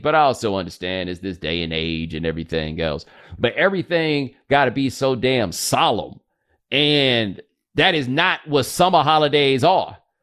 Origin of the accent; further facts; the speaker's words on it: Texas, United States; as a Texan, I've been to quite a few Juneteenth celebrations